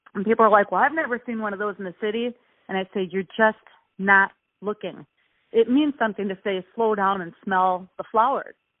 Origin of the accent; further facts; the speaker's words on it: Milwaukee, Wisconsin, United States; I'm from Milwaukee, Wisconsin.